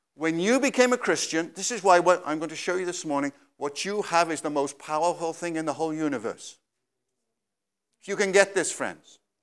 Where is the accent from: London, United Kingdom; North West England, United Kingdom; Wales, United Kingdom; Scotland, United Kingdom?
Wales, United Kingdom; I came all the way from Wales